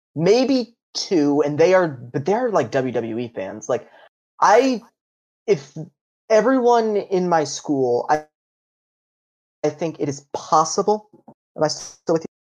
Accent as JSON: {"language": "English", "region": "Ohio", "country": "United States", "said": "I'm from Ohio"}